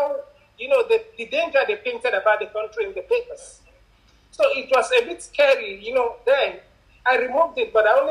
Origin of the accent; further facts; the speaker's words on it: Nigeria; I'm a Nigerian. I come in from a country